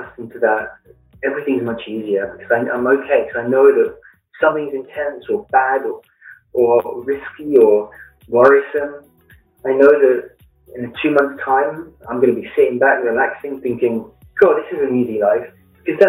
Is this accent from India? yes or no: no; London, United Kingdom; moved away as an adult; also born or lived in Flint, Michigan / Blue Ridge Mountains; now in United States; as you can tell with the accent, I grew up in London in the United Kingdom and moved to the US in 2009.